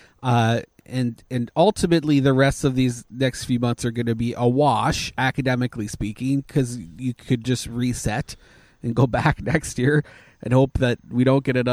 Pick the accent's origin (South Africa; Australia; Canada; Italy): Canada; now in United States; I'm a Canadian national, so I can be allowed back